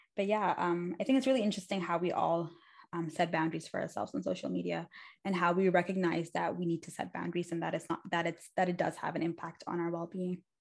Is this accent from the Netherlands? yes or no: no; Dubai, United Arab Emirates; moved away; also born or lived in Pakistan; I went to school in Dubai for most of my life